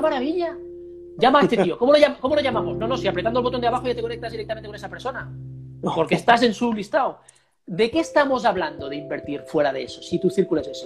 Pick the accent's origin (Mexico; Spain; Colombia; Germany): Spain; Girona, Catalonia; Girona, en mi tierra natal.